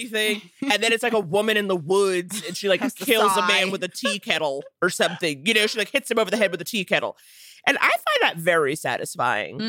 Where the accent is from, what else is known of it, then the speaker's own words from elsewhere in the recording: New York City, New York, United States; I loved growing up in New York